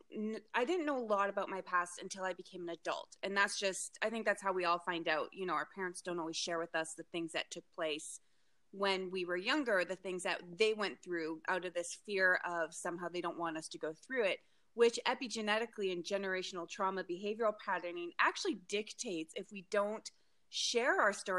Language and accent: English; White Rock, British Columbia, Canada; born there; I was raised all over the place, but I was born in White Rock, British Columbia.